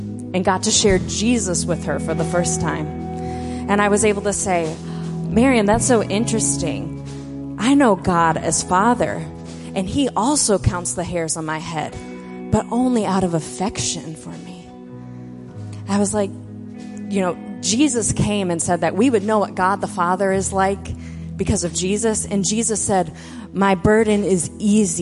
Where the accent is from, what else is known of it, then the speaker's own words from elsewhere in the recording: Minnesota, United States; moved away; also born or lived in Ecuador; I'm from Minnesota